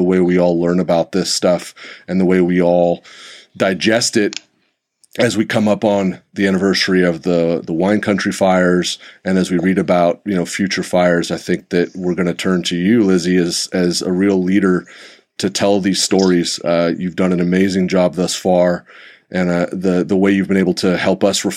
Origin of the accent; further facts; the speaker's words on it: Santa Rosa, California, United States; I did grow up here. This is my hometown. My high school is the one that I graduated from, Cardinal Newman High School